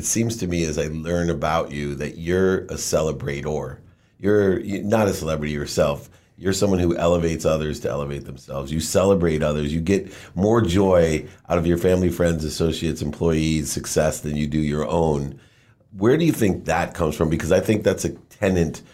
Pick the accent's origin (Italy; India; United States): United States; Akron, Ohio; Education was always the way out when I grew up in Akron, Ohio